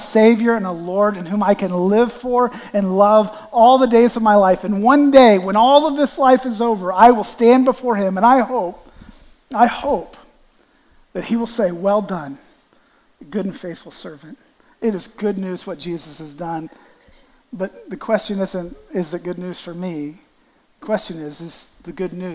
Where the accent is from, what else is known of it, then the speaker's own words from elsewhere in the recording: Canton, Ohio, United States; I'm from Canton, Ohio